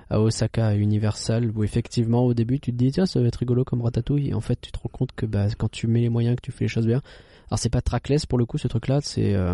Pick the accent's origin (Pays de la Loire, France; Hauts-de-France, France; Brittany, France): Hauts-de-France, France; the Nord; on est du Nord aussi